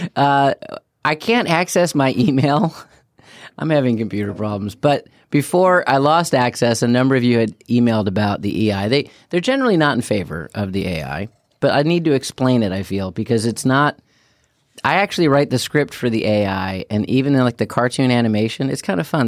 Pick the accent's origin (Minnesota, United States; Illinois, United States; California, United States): Illinois, United States; Chicago; growing up in Chicago